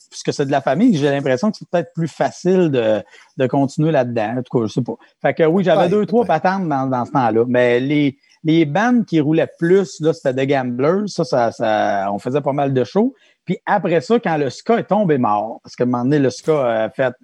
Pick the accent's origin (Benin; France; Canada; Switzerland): Canada; Saint-Pierre, Quebec; moved away; j'étais de Saint-Pierre